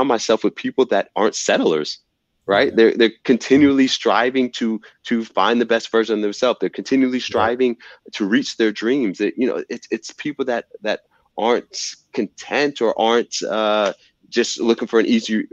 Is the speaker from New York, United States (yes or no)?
no; Fayetteville, Georgia, United States; I'm from Fayetteville, Georgia, you know, a city.